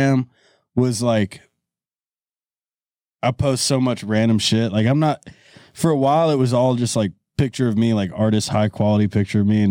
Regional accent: Florida, United States; moved away; also born or lived in US Virgin Islands; where I come from Florida

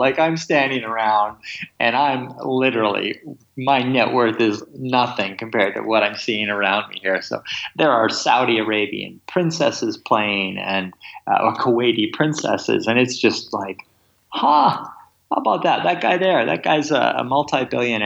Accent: Kamloops, British Columbia, Canada; also born or lived in England; I was born in England and my family moved to Canada when I was three. And I grew up in an small interior city called Kamloops

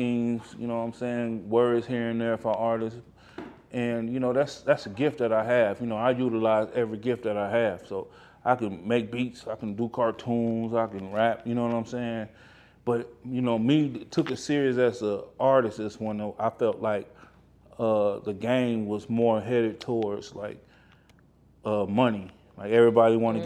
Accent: Midwest, United States; I'm from the Midwest

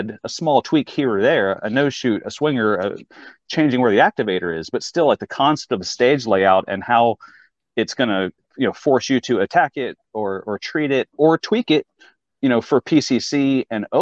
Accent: Fort Worth, Texas, United States; moved away as an adult; also born or lived in Charlottesville, Virginia; now in Virginia, United States; I was born in Charlottesville, but grew up in Fort Worth, Texas, fourth grade through high school.

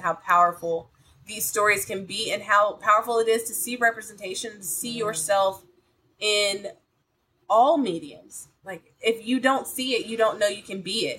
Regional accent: Columbus, Georgia, United States; I'm from Columbus, Georgia, and they always had the Tuskegee Morehouse game there

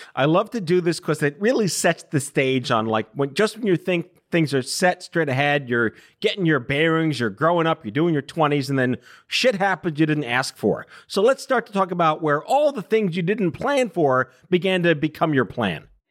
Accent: New York City, New York, United States; Staten Island where I grew up

